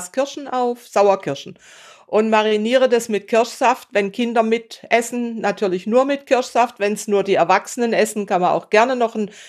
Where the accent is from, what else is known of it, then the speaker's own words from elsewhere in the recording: Bad Säckingen, Baden-Württemberg, Germany; Ich weiß, in meiner Heimatstadt Säckingen gibt es oder gab es ein Lokal, die nur Röstis gemacht haben.